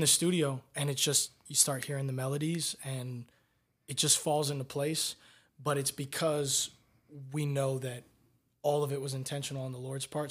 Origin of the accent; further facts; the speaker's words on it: Tampa, Florida, United States; I'm from Tampa, Florida